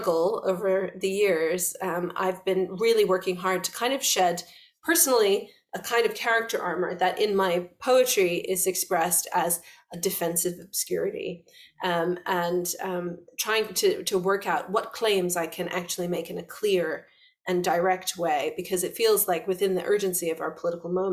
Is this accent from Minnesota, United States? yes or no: no; West Virginia, United States; being a little girl in West Virginia